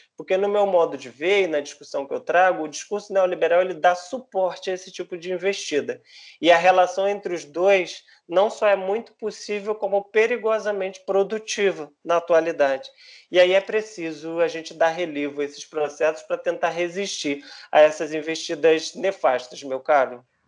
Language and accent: Portuguese; Brazil; a nossa história enquanto brasileiros